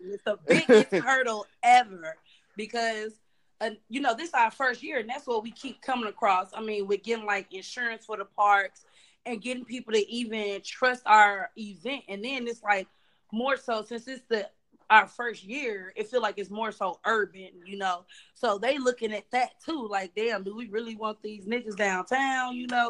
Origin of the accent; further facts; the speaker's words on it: North Carolina, United States; now in St. Louis, United States; I grew up in North Carolina